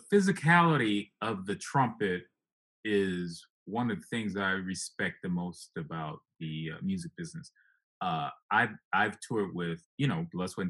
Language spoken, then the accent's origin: English; Midwest, United States; I came from the Midwest and I needed a place to work